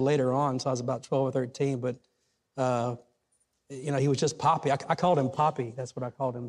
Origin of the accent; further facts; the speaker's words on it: Mississippi, United States; also born or lived in Nashville, Tennessee; I was born in Nashville, but I was raised in Mississippi, so I didn't grow up here technically, but I spent all my summers here as a kid playing baseball with my cousins in the front yard